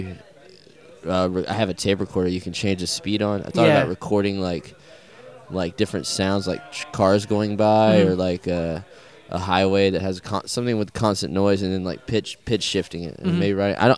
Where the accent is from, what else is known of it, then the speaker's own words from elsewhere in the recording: South Carolina, United States; accent: Southern; being from the South